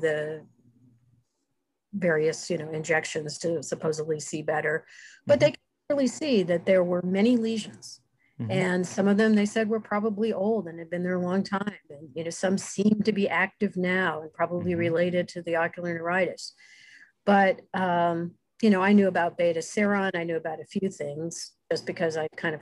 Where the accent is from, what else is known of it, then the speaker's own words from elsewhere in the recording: United States; I'm from the United States